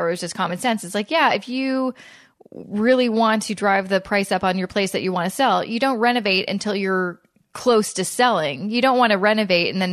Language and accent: English; Vancouver, British Columbia, Canada; now in Toronto, Canada; I live in Toronto and I'm from Vancouver